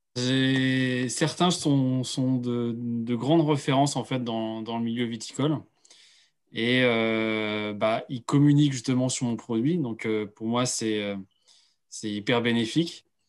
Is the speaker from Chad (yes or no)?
no; Pays de la Loire, France; je viens justement du Pays de Loire